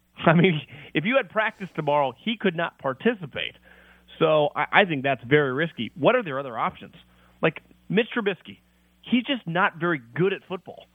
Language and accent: English; Sacramento, California, United States; I grew up in the Sacramento area